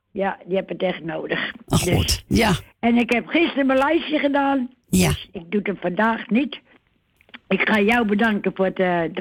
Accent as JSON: {"language": "Dutch", "region": "Friesland", "country": "Netherlands", "said": "ik ben geen Amsterdammer, ik ben een echte Fries."}